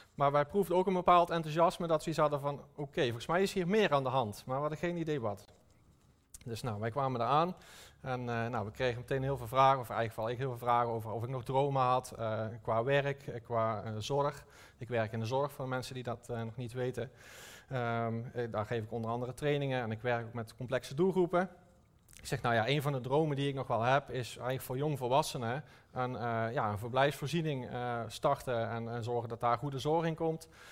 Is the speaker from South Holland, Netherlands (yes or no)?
no; North Brabant, Netherlands; Ik kom uit Brabant